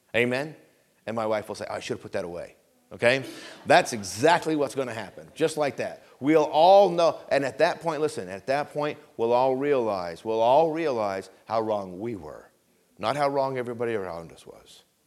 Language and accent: English; Vermont, United States; I grew up in Vermont